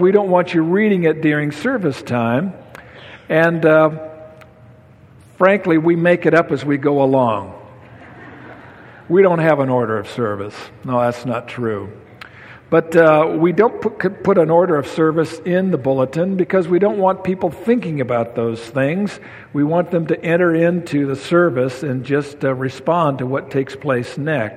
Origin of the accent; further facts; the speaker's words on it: Sunnyside, Washington, United States; In the church I was raised in Sunnyside, Washington